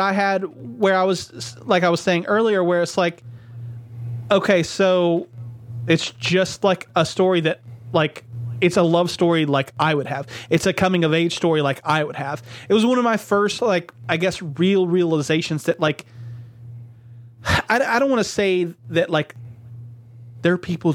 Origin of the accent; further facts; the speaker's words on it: the South, United States; growing up in the South